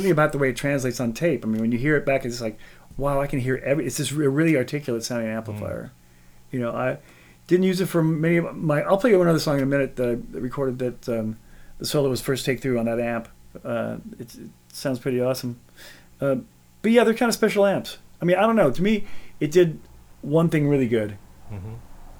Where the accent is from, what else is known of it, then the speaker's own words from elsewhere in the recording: Alabama, United States; When I was growing up in Alabama, we used to go into Walmart there